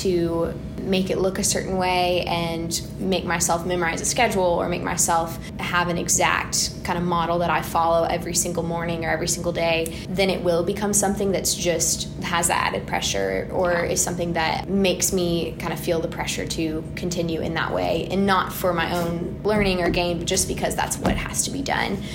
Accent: Weatherford, Texas, United States; moved away as an adult; also born or lived in Dallas-Fort Worth Metroplex; now in Birmingham, United States; Dallas-Fort Worth. So I'm from Weatherford, Texas. And we've moved around a little bit throughout the Metroplex

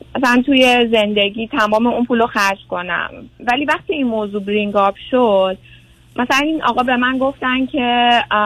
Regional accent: Tehran, Tehran Province, Iran; moved away as an adult; also born or lived in Europe / Canada; now in California, United States; ما تهران زندگی میکردیم

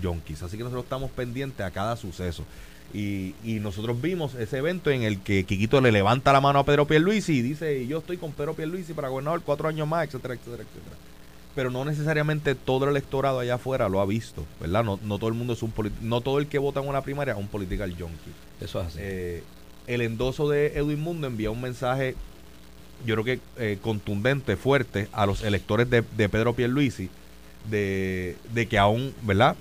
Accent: San Juan, Puerto Rico; yo soy natural de Country Club

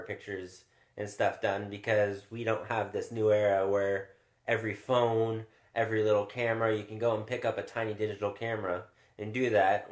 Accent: California, United States; also born or lived in Chicago; I came from the West Coast, California

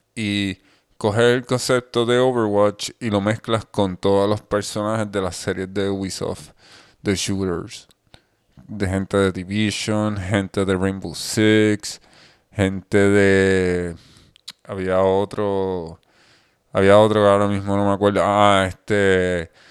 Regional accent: Puerto Rico; nosotros somos de Puerto Rico

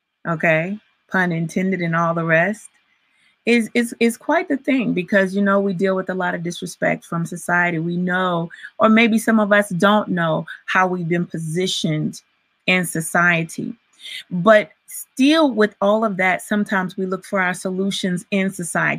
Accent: Virginia, United States; I grew up in Virginia, but all of my family's in Alabama

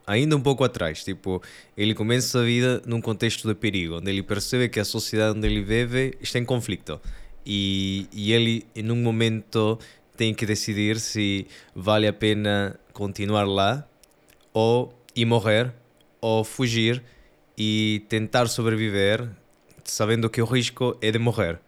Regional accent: Peru; Portuguese is a second language; moved away; sou do Peru, por isso o sotaque italiano e português

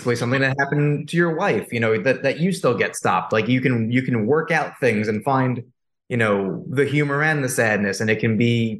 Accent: New York, United States; I'm a guy from New York. I live in Brooklyn.

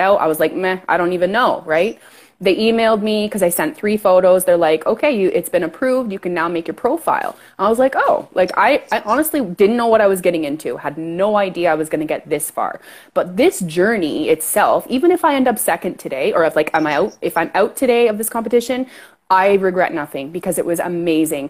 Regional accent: Canada; accent: Canadian; I'm Canadian for sure

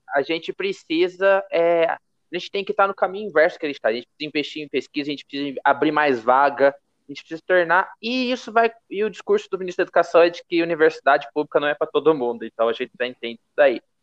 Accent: Brazil; como brasileiro mesmo

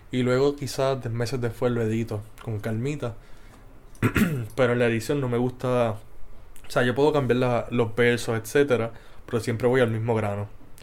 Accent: Moca, Puerto Rico; fui hecho, nacido y criado en Moca, Puerto Rico

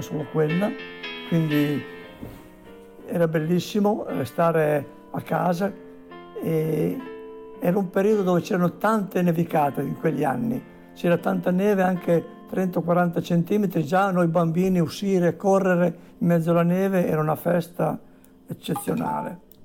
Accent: Bassa Modenese, Emilia-Romagna, Italy; negli anni 50 quando ero un bambino in una campagna brulla d'inverno nella bassa modenese

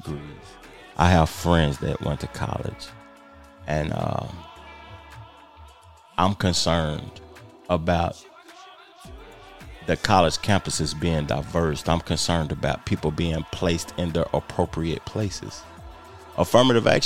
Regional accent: United States; I'm American

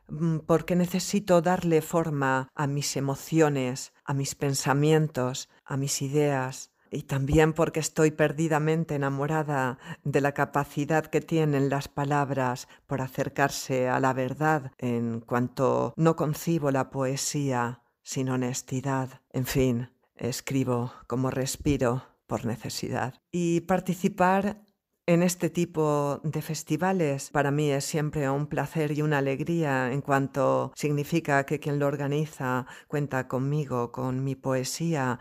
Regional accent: Andalusia, Spain; now in Xàtiva, Spain; Nací en Andalucía, aunque vivo en Xátiva, una preciosa ciudad de la provincia de Valencia, España.

